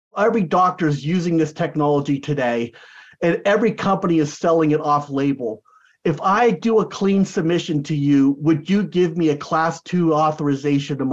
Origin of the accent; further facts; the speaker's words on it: United States; also born or lived in San Diego, California / Florida / Santa Barbara, California; I'm an American. I don't speak Portuguese